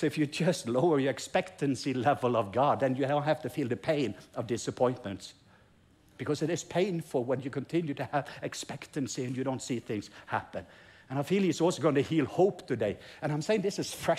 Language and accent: English; Norway; English is a second language; I'm Norwegian, English is my second language